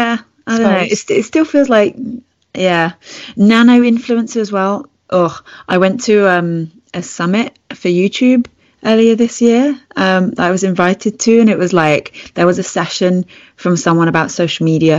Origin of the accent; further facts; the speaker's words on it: United Kingdom; It's one that does stand out for me, being British.